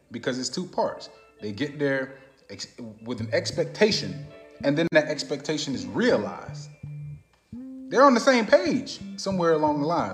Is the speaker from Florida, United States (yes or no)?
yes; Orlando, Florida, United States; also born or lived in Plant City, Florida; I'm from Plant City. Like I'm, I'm from Orlando, but I, I was born in, in America